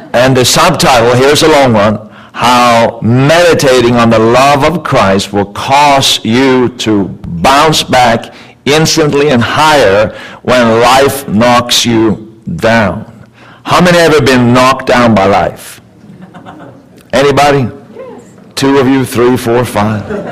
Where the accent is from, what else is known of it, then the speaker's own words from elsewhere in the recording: Sweden; also born or lived in Canada; now in California, United States; I was born and raised in Sweden